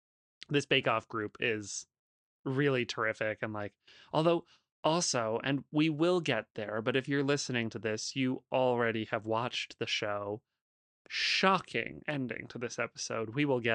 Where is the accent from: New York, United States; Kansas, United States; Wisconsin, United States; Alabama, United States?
Wisconsin, United States; I'm from Wisconsin.